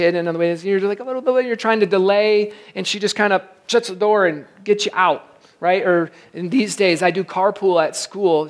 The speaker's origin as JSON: {"language": "English", "region": "Michigan", "country": "United States", "tie": "born or raised there", "said": "I grew up in Michigan, right on the beach"}